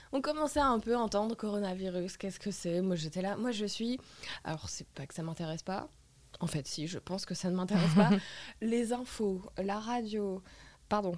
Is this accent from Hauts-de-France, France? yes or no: yes; Lille, Hauts-de-France, France; moved away as an adult; also born or lived in Paris; je suis rentrée à Lille en 2019. Euh, J'étais pas censée revenir